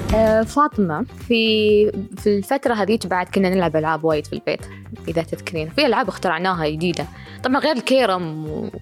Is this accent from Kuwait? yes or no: no; United Arab Emirates; رسامة إماراتية وكاتبة